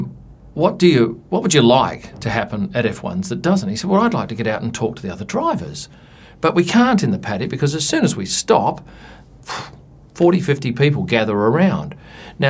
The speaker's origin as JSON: {"language": "English", "town": "Adelaide", "region": "South Australia", "country": "Australia", "tie": "born or raised there", "said": "where I grew up in Adelaide"}